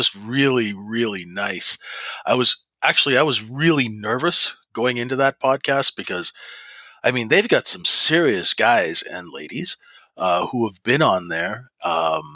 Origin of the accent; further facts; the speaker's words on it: Regina, Saskatchewan, Canada; moved away; also born or lived in Vancouver; I grew up in Saskatchewan, which is a very down-to-earth place.